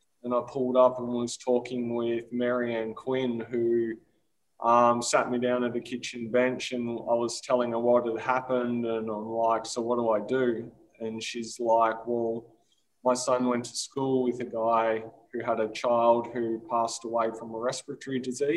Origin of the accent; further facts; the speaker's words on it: Australia; my hometown, 4 hours north of Melbourne